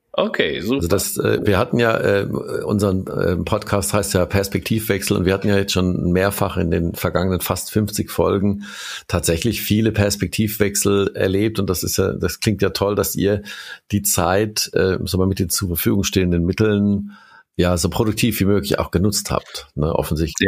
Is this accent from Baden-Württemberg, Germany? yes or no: yes; Kurpfalz, Baden-Württemberg, Germany; also born or lived in Mannheim; ich bin aus der Kurpfalz, also ich bin aus der, in der Region geboren, habe selbst mehr als 20 Jahre in Mannheim gewohnt